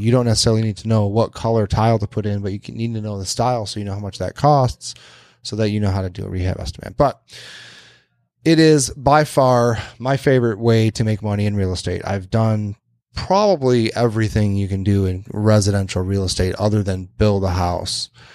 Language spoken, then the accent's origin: English; Westland, Michigan, United States; my hometown of Westland.